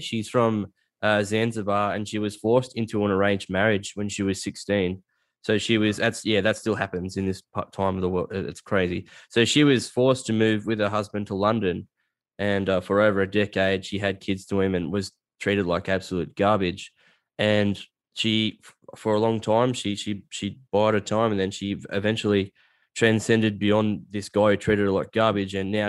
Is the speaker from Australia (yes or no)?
yes; Australia; So if you go, I'm from a bush town, like a little country town, and if you don't refer to yourself as a dickhead, there's something wrong with you.